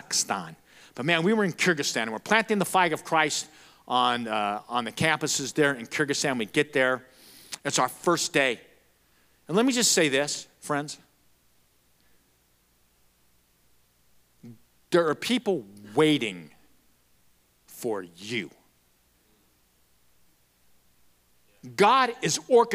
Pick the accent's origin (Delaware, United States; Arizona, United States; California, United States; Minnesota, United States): Arizona, United States; Florence; also born or lived in Casa Grande, Arizona / Tucson, Arizona; I'm from Florence. I graduated from there. I'm a Florence Gopher.